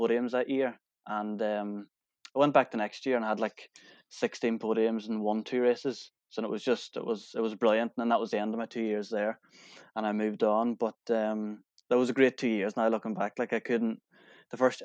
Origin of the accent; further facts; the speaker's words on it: Kilmacrennan, Ulster, Ireland; I was from Kilmacrenan